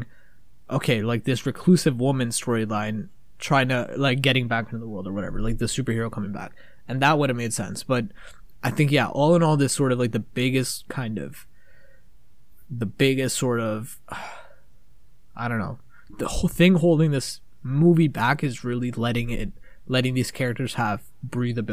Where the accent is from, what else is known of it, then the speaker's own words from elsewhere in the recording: Canada; We're fucking from Canada.